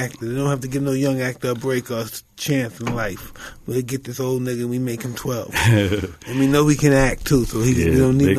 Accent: New York, United States; let's say I'm from New York.

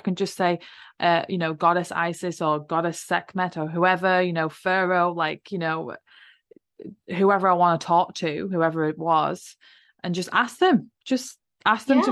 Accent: England, United Kingdom; I grew up in England

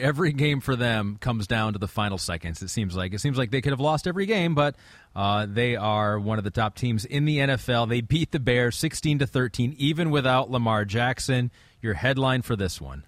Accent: England, United Kingdom; I'm from England

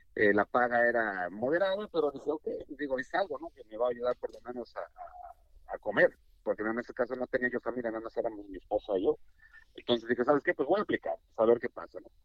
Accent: Mexico City, Mexico; moved away as an adult; also born or lived in Guadalajara; now in United States; yo nací en la Ciudad de México, en la capital, en el Distrito Federal, y pues eh, me desenvolví todo lo que fue mi infancia y parte de mi juventud y mi carrera profesional, todos mis estudios los realicé allá

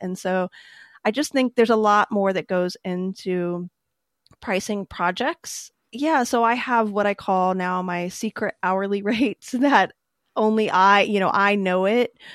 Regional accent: near Cincinnati, Ohio, United States; I grew up near Cincinnati

